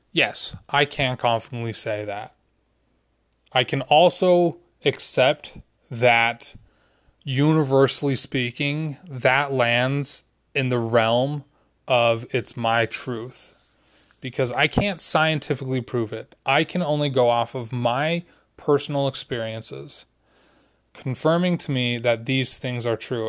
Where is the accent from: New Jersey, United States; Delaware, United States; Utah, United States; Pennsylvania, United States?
Utah, United States; Growing up in Utah